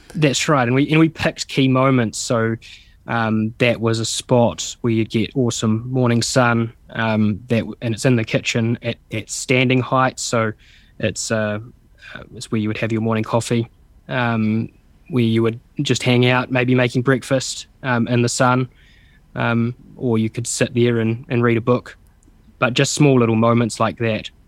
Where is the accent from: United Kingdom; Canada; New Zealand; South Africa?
New Zealand; Stratford, Taranaki; I'm from Taranaki as well, so the mountain is a, a really strong sense of place, something that we come back